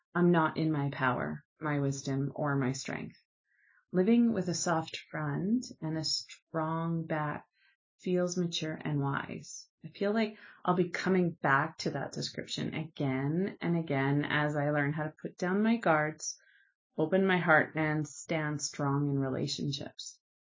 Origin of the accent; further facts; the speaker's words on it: Canada; I'm Canadian